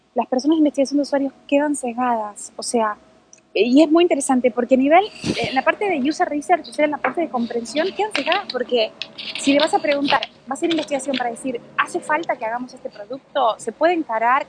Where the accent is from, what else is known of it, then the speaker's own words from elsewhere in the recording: Buenos Aires, Argentina; yo también soy porteña